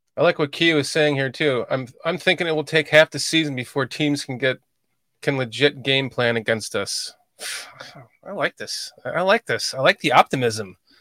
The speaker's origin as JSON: {"language": "English", "town": "Chicago", "region": "Illinois", "country": "United States", "tie": "born or raised there", "moved": "yes", "said": "I grew up in Chicagoland and I, I don't live there anymore."}